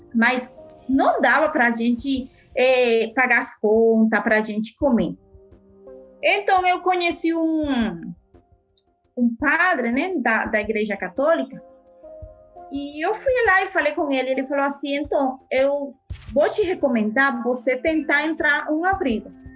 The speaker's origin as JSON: {"language": "Portuguese", "town": "Ciudad Guayana", "region": "Bolívar", "country": "Venezuela", "second_language": "Portuguese", "moved": "as an adult", "lives_now": "Brazil", "said": "Eu venho da cidade de Guajana."}